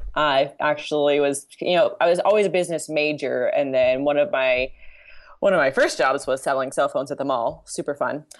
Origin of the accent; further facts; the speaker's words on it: Southern California, United States; my family's from Italy, but I'm from Southern California